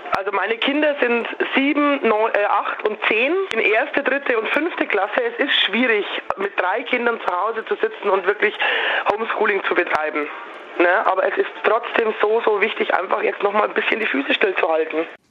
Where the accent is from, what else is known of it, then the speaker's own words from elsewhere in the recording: Upper Bavaria, Germany; ich bin in Oberbayern daheim